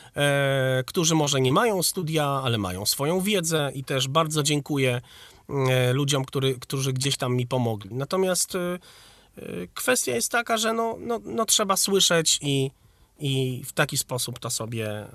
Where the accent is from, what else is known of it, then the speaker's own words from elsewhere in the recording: Wrocław, Lower Silesian Voivodeship, Poland; A ja właśnie jestem z Wrocławia.